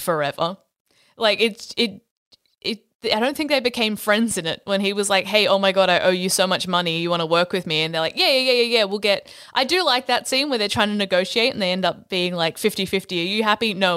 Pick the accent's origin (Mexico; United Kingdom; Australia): Australia